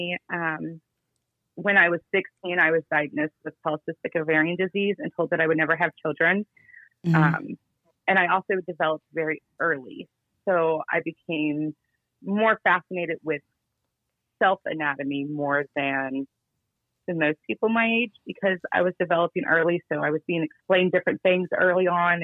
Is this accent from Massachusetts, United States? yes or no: no; Cincinnati, Ohio, United States; also born or lived in Georgia / Dayton; I'm originally from Cincinnati